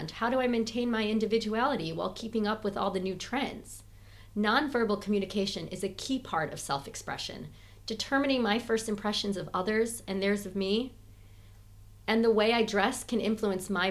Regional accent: Chicago, Illinois, United States; accent: Midwestern twang; moved away as an adult; also born or lived in Boston / New York; now in London, United Kingdom; I'm originally from Chicago. I'm a Midwesterner, so when you hear that twang, that's why

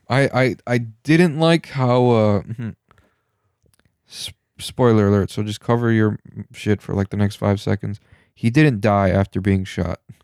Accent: Michigan, United States; we're from Michigan

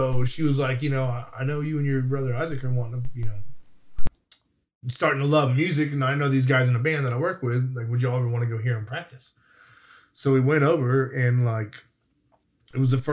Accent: Florida, United States; moved away; also born or lived in Nashville / Murfreesboro; I was young from Florida

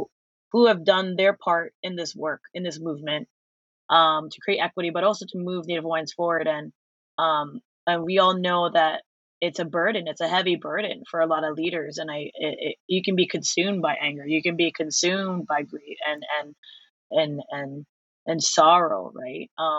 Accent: Philippines; Because I am also Filipino, and I think it's really hard for us to recognize grief

